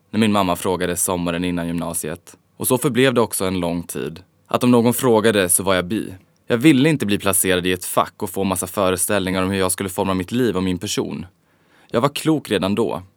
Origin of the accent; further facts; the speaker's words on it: Falun, Dalarna County, Sweden; moved away as an adult; also born or lived in Stockholm; now in Los Angeles, United States; i lilla Falun där jag växte upp